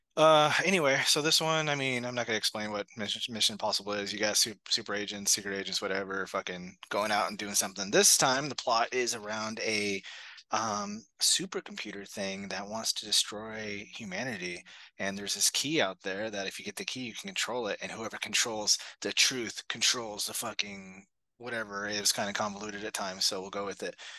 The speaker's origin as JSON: {"language": "English", "town": "Chino", "region": "California", "country": "United States", "tie": "born or raised there", "said": "I grew up in Chino."}